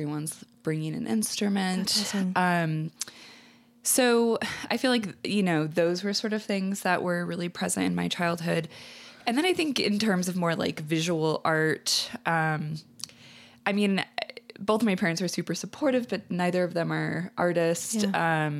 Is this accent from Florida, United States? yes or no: no; Peoria, Illinois, United States; In Peoria, Illinois, but outside of Chicago.